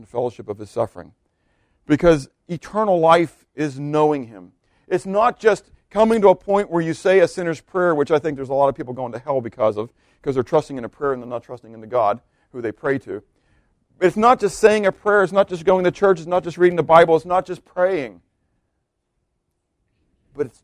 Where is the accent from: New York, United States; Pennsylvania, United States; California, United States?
Pennsylvania, United States; Pittsburgh; moved away; I'm from Pittsburgh